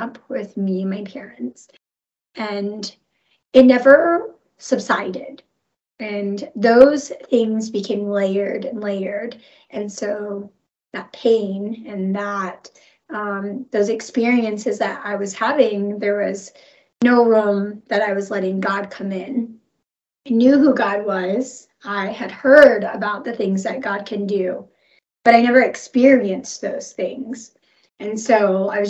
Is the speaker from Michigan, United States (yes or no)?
no; Rogers, Arkansas, United States; also born or lived in Colorado; I moved to Northwest Arkansas from Colorado when my mom met my stepdad.